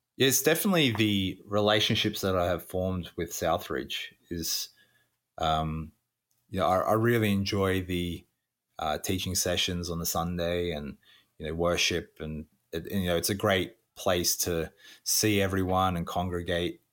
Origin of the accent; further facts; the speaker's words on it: country Victoria, Australia; moved away as an adult; also born or lived in Pacific Islands; now in St. Catharines, Canada; I'm Australian. Born, uh, southeast of Australia, uh, country Victoria